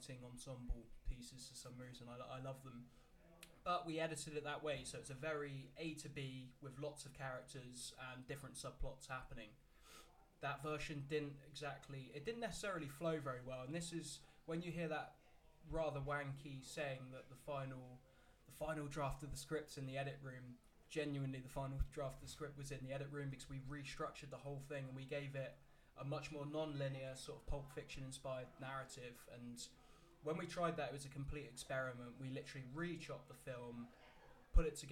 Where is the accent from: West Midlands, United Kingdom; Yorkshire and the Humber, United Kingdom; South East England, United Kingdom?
South East England, United Kingdom; Andover; growing up around Andover in a little village called Luggershaw